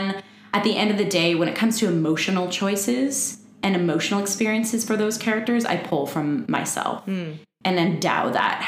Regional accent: Windsor, Ontario, Canada; moved away; I'm originally from Windsor, so I was a part of the Windsor Light Music Theater Youth Choir

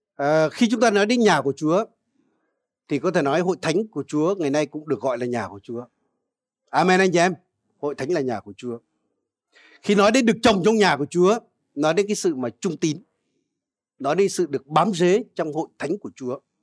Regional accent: Vietnam; dân Việt Nam chúng ta

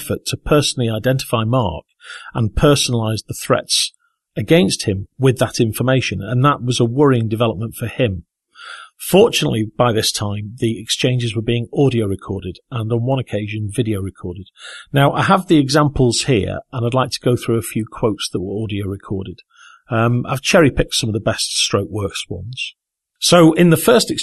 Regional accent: Southport, North West England, United Kingdom; I was at the theatre in my hometown of Southport, Merseyside

